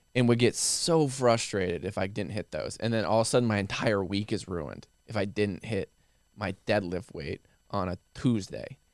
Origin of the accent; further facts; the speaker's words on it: Midwest, United States; now in Austin, United States; growing up in the Midwest